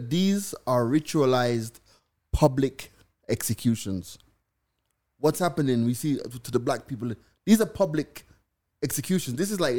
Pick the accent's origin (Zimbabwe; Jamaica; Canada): Jamaica; now in Kenya; I'm living in Kenya, that I'm living as a Jamaican